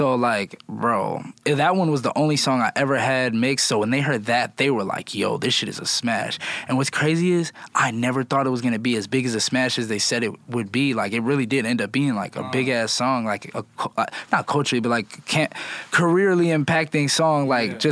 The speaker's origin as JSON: {"language": "English", "town": "Phoenix", "region": "Arizona", "country": "United States", "tie": "born or raised there", "moved": "as an adult", "lives_now": "Los Angeles, United States", "said": "I grew up in Phoenix"}